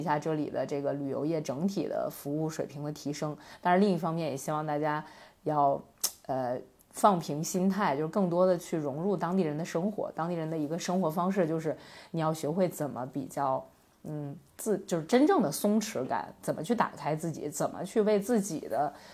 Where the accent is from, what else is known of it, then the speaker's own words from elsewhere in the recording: Northeast China, China; moved away as an adult; also born or lived in Beijing; now in Yining, China; 我是一个东北人，啊，不过伊宁市是目前我人生中除了北京之外工作和生活时间最长的地方